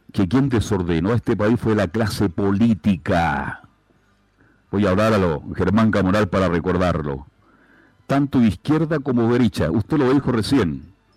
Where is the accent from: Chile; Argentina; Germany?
Chile; soy un profesional serio, responsable y muy exitoso en mi país durante muchos años